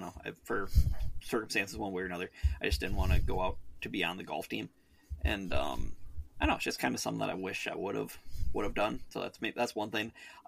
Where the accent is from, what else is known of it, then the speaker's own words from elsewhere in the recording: Wisconsin, United States; born there; No, see, I was born in Wisconsin. I was born in Cheesehead Country, Cody.